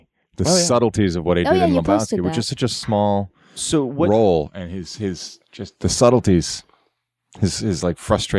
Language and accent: English; Canada; I'm Canadian.